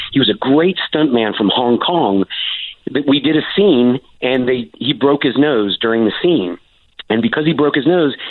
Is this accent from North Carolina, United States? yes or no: yes; North Carolina, United States; also born or lived in Los Angeles; now in Fort Worth, United States; they shot the movies in North Carolina, and that's where I grew up